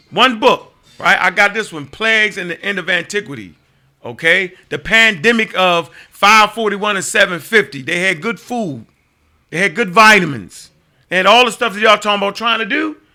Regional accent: Baltimore, Maryland, United States; I was born uh, in, in uh, Upper Park Heights, so I was born in Sinai Hospital

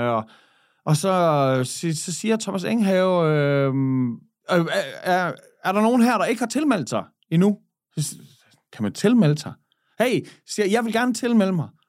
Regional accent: Skanderborg, Central Denmark Region, Denmark; moved away as an adult; also born or lived in Switzerland; now in Aarhus, Denmark; da jeg flyttede fra Skanderborg, jeg, dengang jeg blev student, så flyttede jeg til Schweiz

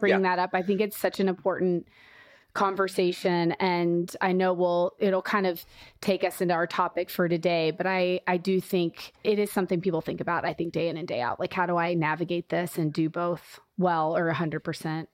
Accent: Kansas City, Missouri, United States; I grew up in Kansas City

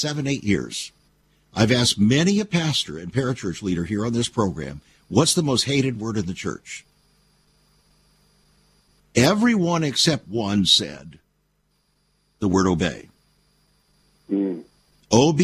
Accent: United States; us as American Christians

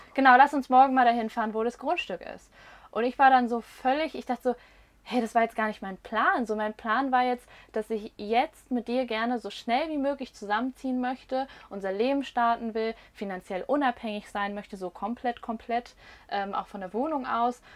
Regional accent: Rhine-Main area, Germany; wir kommen tatsächlich aus dem Rhein-Main-Gebiet

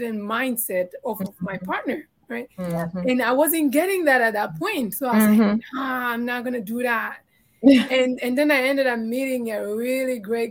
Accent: Tanzania; English is a second language; moved away; I'm from Tanzania

